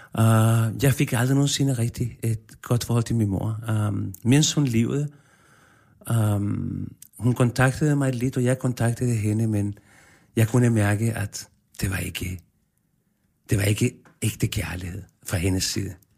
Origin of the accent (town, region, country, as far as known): Chile; born or raised there; now in Denmark